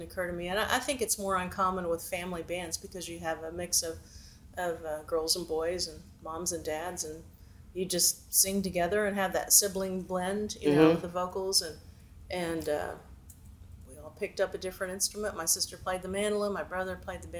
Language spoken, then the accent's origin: English; Springfield, Missouri, United States; there are green persimmon trees in my front yard where I grew up in Springfield